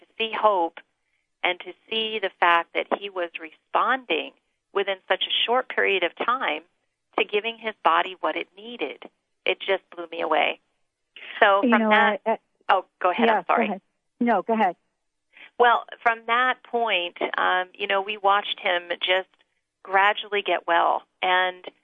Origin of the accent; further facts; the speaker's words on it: Northeast, United States; now in Northern California, United States; growing up in the Northeast.